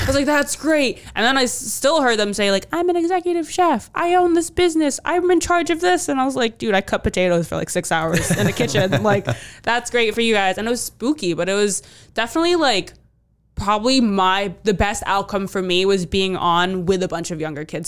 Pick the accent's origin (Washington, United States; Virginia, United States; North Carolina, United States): Virginia, United States; D.C.; moved away as an adult; now in Providence, United States; I grew up outside, right outside of D C